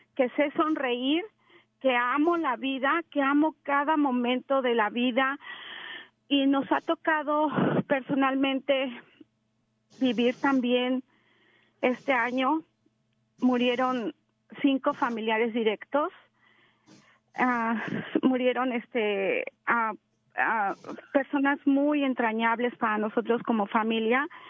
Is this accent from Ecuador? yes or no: no; Mexico City, Mexico; moved away; yo soy mexicana, soy de la Ciudad de México